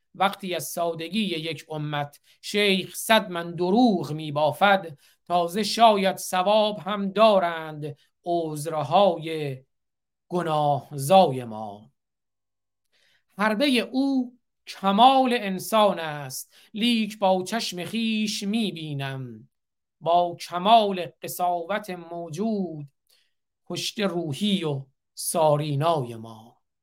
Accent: Iran; now in United States; به عنوان یک ایرانی آمریکایی

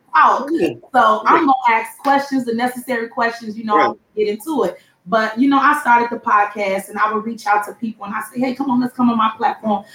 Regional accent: Chicago, Illinois, United States; I'm from the Chicago

